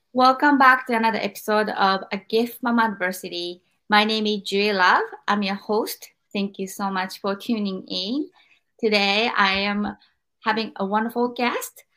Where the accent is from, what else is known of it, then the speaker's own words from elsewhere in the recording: Japan; growing up in Japan